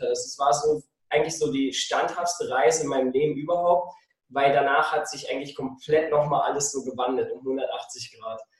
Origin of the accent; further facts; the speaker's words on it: Germany; moved away as an adult; now in Switzerland; in Deutschland aufgewachsen, bin mit 21 in die Schweiz gezogen und habe dann da mein